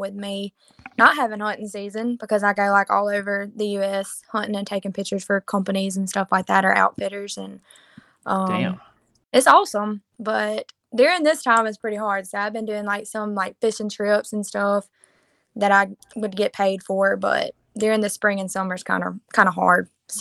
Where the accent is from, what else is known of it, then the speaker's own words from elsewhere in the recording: near Mobile, Alabama, United States; I'm from pretty much Mobile, Alabama. As you can tell of my accent. But I'm a little bit north of Mobile, Alabama, in a very small town